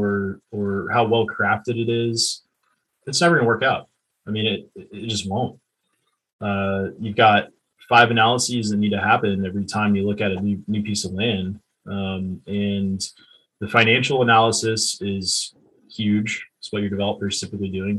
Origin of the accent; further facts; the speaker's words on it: Texas, United States; I'm an entrepreneur from Texas